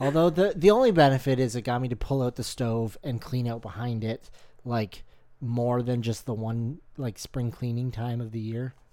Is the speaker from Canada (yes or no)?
yes; Canada; we're Canadian